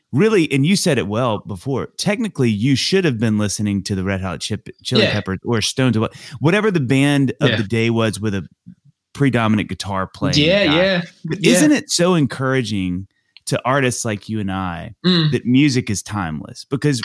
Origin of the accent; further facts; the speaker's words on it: United States; I don't know this as an American.